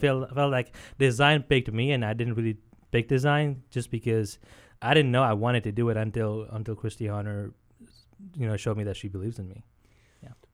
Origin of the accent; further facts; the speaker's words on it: India; now in United States; born and brought up in India